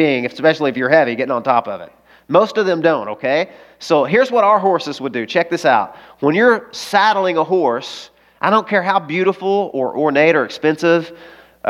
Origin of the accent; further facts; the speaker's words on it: the South, United States; I grew up in the South. I grew up on a farm